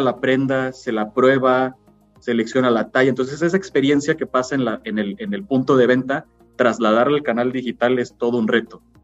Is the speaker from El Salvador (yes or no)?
no; Mexico; nosotros como clientes mexicanos